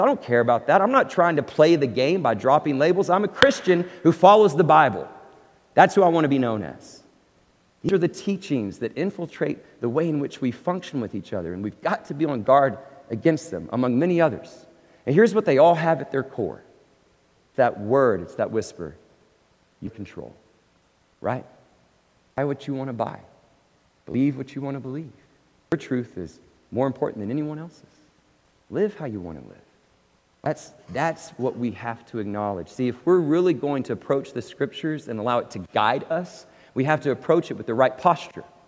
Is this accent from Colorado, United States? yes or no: no; Abilene, Texas, United States; also born or lived in Oklahoma / California; now in Dallas-Fort Worth, United States; I grew up in a Presbyterian church in Abilene, Texas